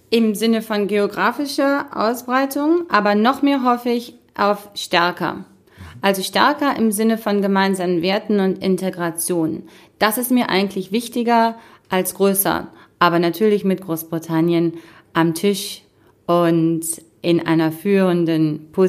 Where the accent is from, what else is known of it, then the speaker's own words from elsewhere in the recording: Cologne, North Rhine-Westphalia, Germany; Also will ich als Kölnerin jetzt gar ja, nicht sagen.